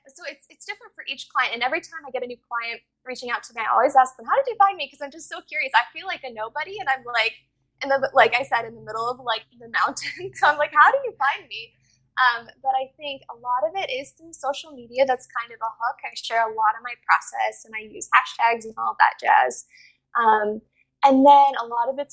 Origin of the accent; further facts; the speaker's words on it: West Virginia, United States; I'm from West Virginia, which is in the middle of nowhere